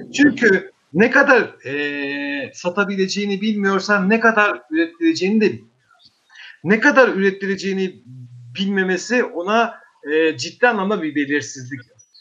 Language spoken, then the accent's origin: Turkish; Eastern Black Sea, Turkey; memleketim de olduğu için, benim de orada toprağım olduğu için